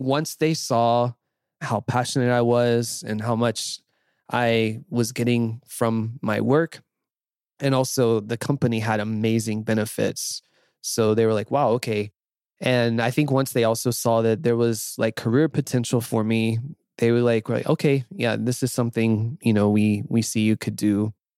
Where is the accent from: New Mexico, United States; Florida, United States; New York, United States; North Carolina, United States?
North Carolina, United States; moved away as an adult; also born or lived in Nashville / Tampa; I grew up in North Carolina in a fairly small town, the southern US.